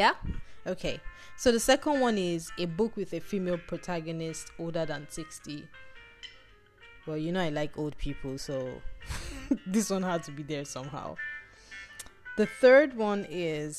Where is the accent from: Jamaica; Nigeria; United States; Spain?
Nigeria; this part of the world, Nigeria. We grew up on American books